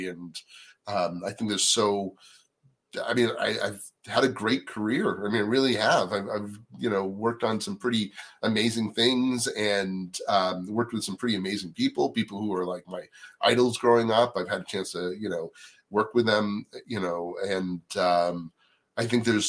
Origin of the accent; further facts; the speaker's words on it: East Coast, United States; Well, first of all, I didn't know anybody when I came out here. I grew up on the East Coast.